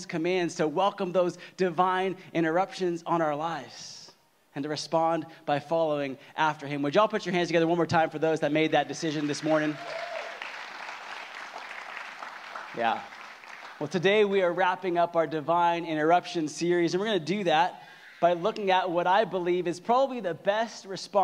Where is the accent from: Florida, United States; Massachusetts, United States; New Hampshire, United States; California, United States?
California, United States; Southern; I'm from Southern California. And like most people in Southern California, I grew up a diehard Lakers fan